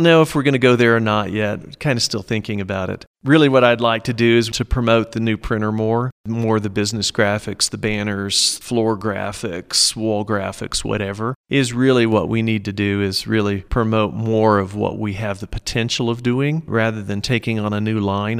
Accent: Norman, Oklahoma, United States; moved away as an adult; now in San Luis Valley, United States; I was born and raised in Norman, Oklahoma, which is just south of Oklahoma City

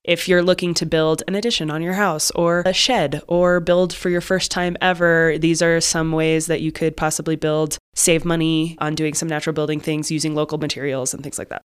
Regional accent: Arizona, United States; also born or lived in Boulder County, Colorado; now in Crestone, United States; I grew up in Arizona

